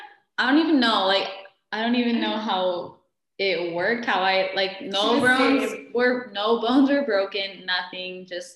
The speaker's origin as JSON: {"language": "English", "town": "Mesa", "region": "Arizona", "country": "United States", "tie": "born or raised there", "said": "I've been here my whole life too, born and raised, haven't really gone anywhere."}